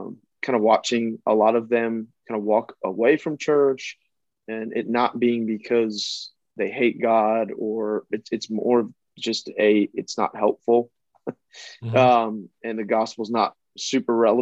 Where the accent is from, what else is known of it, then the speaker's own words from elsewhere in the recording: Philadelphia, Pennsylvania, United States; now in North Carolina, United States; I was actually born and raised in Philadelphia, and that's kind of my native country, if you will.